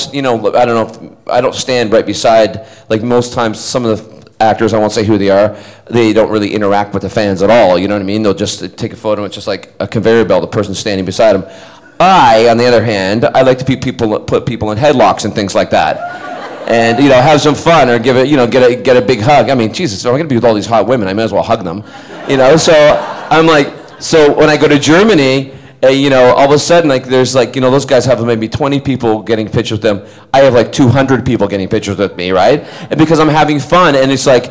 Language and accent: English; Scotland, United Kingdom; accent: Scottish; moved away; also born or lived in Vancouver; But my parents are Scottish, and I was born in Scotland